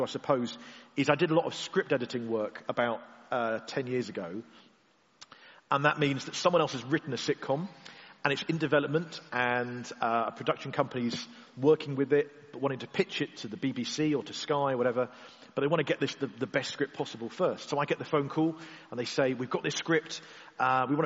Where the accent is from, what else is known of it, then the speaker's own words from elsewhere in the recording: Cornwall, South West England, United Kingdom; being Cornish